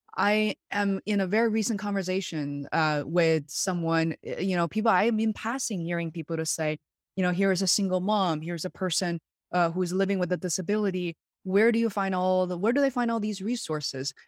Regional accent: Beijing, China; now in Western Massachusetts, United States; I was born and raised in Beijing, China, where I very much consider home still.

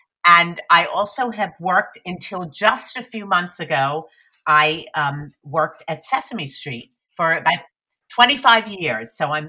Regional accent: United States; now in New York, United States; my pronouns are she, her, and I live in New York, just outside of New York City, although I grew up outside Philadelphia.

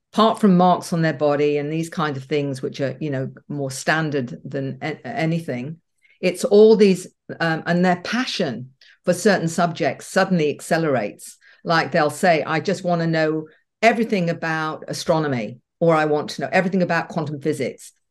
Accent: Australia; We're a big country

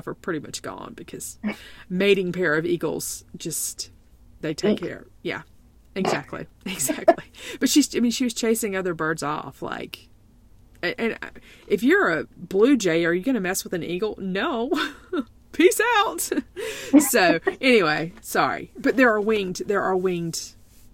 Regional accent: South Carolina, United States; I was born in South Carolina in the 70s. I went to elementary school with no air conditioning, and high school for that matter.

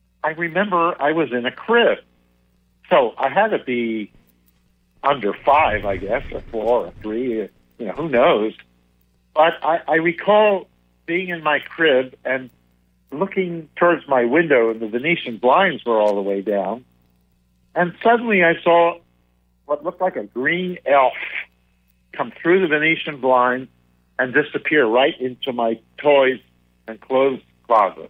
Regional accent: Philadelphia, Pennsylvania, United States; I grew up in Philadelphia, just kind of out in the suburbs of Philadelphia

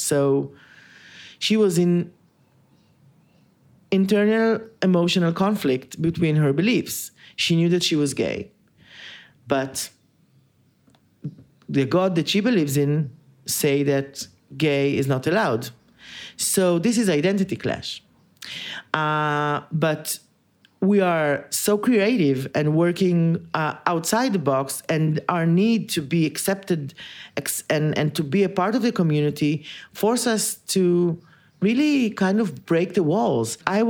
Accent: Haifa, Haifa District, Israel; I was born and raised in Haifa, which is a northern city, really not that big, but just an hour and something drive from here. And I'm old.

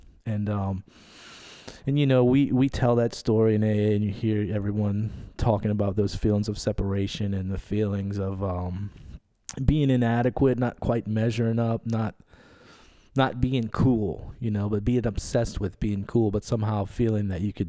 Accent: Metairie, Louisiana, United States; I was born in Metairie

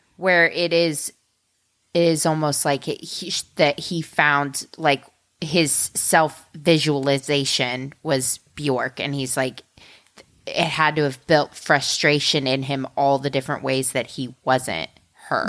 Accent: Midwest, United States; as a Midwesterner

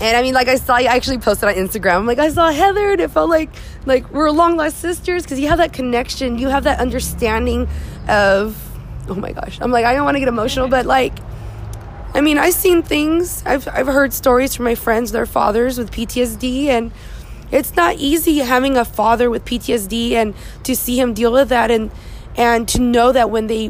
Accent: Visalia, California, United States; I grew up in Visalia.

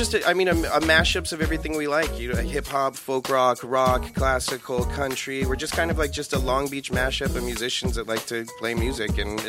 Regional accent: Poland

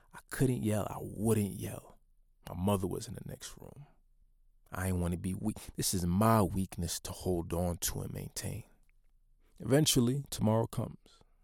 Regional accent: United States; being a Haitian American, first generation born into the Black experience in, in the United States

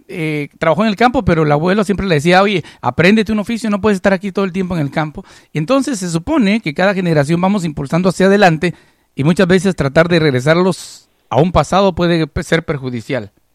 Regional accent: Guatemala; now in United States; en Guatemala nosotros apreciamos mucho a la comunidad mexicana. Por ejemplo, yo crecí en un ambiente en la cual hablar de un mexicano, yo nunca conocía a ningún mexicano en mi país

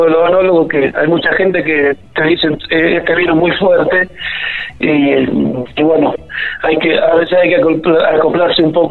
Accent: Mendoza, Argentina; now in La Rioja, Argentina; darme la oportunidad de dar a conocer esta bella, esta bella costa riojana, a la cual hace 13 años que llegué de Mendoza y la verdad que, me enamoré a primera vista.

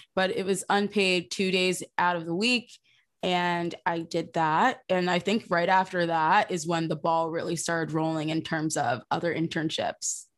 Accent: New Jersey, United States; I'm from South Jersey

